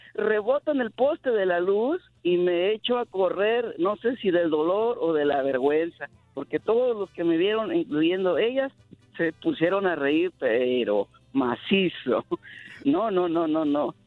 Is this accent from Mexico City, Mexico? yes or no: no; Rioverde, San Luis Potosí, Mexico; now in Phoenix, United States; Yo soy, soy nativo de Río Verde, San Luis Potosí.